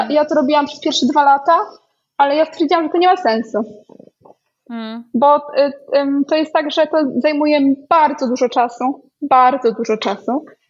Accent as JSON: {"language": "Polish", "town": "Białystok", "region": "Podlaskie Voivodeship", "country": "Poland", "moved": "yes", "said": "ja pochodzę z Białego Stoku"}